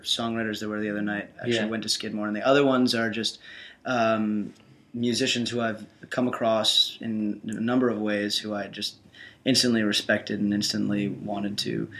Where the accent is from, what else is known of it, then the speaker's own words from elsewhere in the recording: New York, United States; I'm originally from New York.